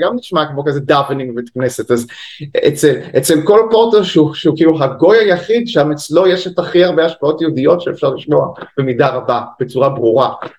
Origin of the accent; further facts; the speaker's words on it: Haifa, Haifa District, Israel; moved away as an adult; also born or lived in England / New York; אני במקור מהקריות, מחיפה.